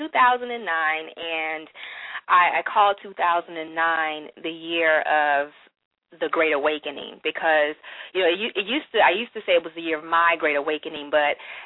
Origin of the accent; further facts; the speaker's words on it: Florence, South Carolina, United States; I am originally from Florence, South Carolina, which is a very small town here in South Carolina.